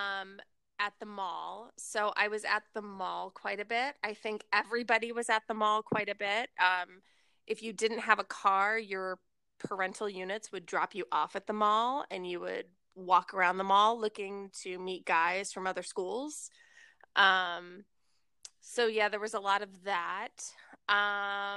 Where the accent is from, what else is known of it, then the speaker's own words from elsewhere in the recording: Rockville, Maryland, United States; I grew up in Rockville, Maryland